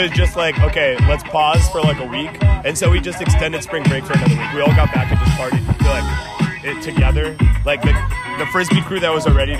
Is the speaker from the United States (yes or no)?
yes; Cleveland, Ohio, United States; I'm from Cleveland, and my school is in Cleveland.